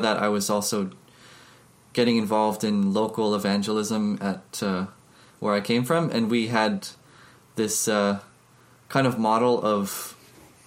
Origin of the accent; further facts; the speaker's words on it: United States; moved away; I'm originally from America, and I came from a missionary sending church